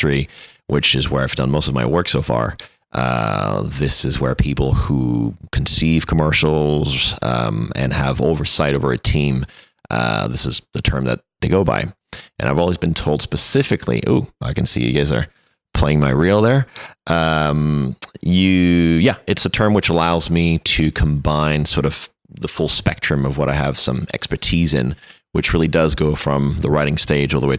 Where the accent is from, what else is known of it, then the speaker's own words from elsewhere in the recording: Paris, Île-de-France, France; accent: French; English is a second language; moved away as an adult; also born or lived in Nantes / United Kingdom; now in United States; So I'm French, born and raised. I grew up in Paris. I'm originally from the French West Coast. I was born in the city of Nantes.